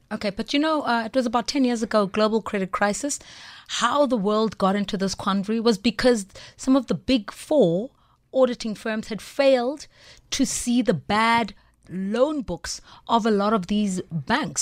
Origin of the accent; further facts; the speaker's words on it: Soweto, Gauteng, South Africa; I'm from Soweto